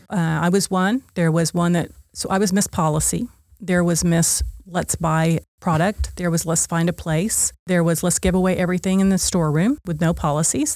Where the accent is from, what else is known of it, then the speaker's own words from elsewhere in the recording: Oklahoma, United States; I chose Oklahoma State because I was from Oklahoma